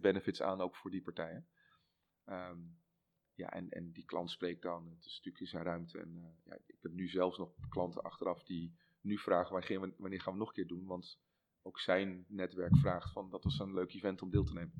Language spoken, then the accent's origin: Dutch; Netherlands; als Hollanders